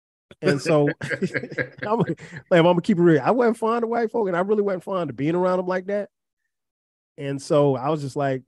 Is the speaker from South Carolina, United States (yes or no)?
yes; Florence, South Carolina, United States; Growing up in Florence, South Carolina, I went to a predominantly Black high school.